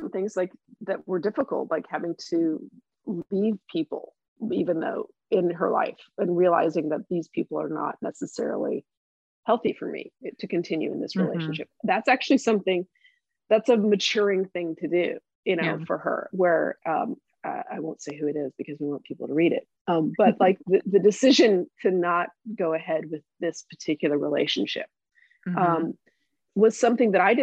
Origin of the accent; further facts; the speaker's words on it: Tulsa, Oklahoma, United States; I grew up in Tulsa and I went to the University of Oklahoma